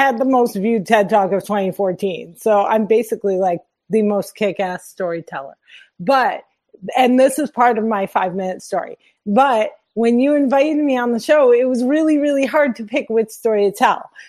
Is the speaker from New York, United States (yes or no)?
no; New Jersey, United States; I'm born and raised in Jersey